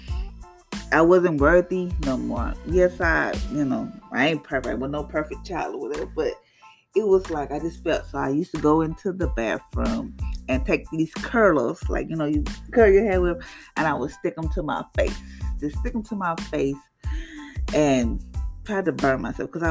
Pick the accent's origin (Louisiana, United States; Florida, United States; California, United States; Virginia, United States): Louisiana, United States; I'm from Louisiana